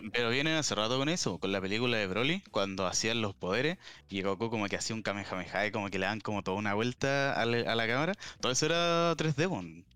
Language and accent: Spanish; Chile; aquí en, en Chile